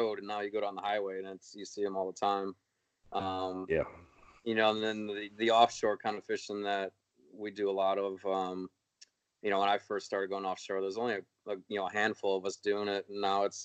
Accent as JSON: {"language": "English", "town": "Chicago", "region": "Illinois", "country": "United States", "tie": "born or raised there", "moved": "yes", "lives_now": "Florida, United States", "said": "I grew up in the Chicago area"}